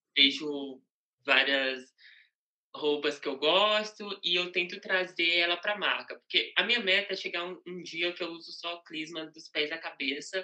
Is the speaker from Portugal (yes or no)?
no; Piauí, Brazil; moved away as an adult; Eu morava no Piauí, né? Só para dar um contexto. Eu nasci no Piauí uhum. é, até os meus 17 anos